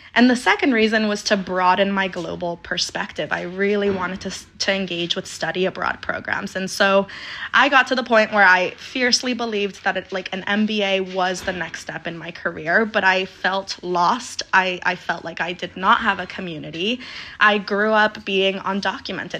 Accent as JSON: {"language": "English", "town": "Denver", "region": "Colorado", "country": "United States", "tie": "born or raised there", "also_born_or_lived": "Aguascalientes, Mexico", "moved": "as an adult", "lives_now": "New York City, United States", "said": "So I was born in Aguascalientes, Mexico, raised in Denver, Colorado, and have been out in New York City for, for the past seven years."}